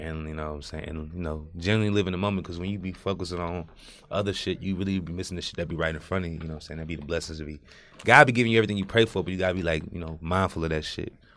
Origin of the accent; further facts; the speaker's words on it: Houston, Texas, United States; born and raised in Fergus Homes from the north side